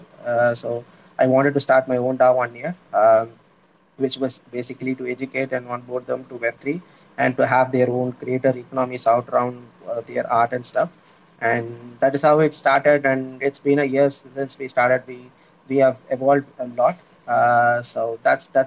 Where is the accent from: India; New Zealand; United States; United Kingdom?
India; I'm from India